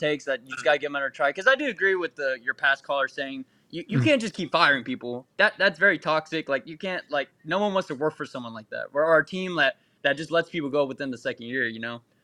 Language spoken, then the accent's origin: English; Texas, United States; moved away; I'm from Texas